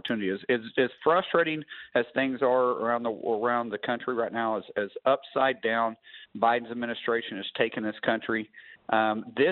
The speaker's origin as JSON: {"language": "English", "region": "Oklahoma", "country": "United States", "said": "I'm from Oklahoma"}